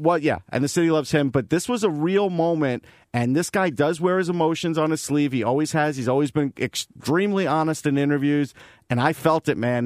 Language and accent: English; Long Island, New York, United States; moved away; I'm from Long Island. I spent over twenty years there.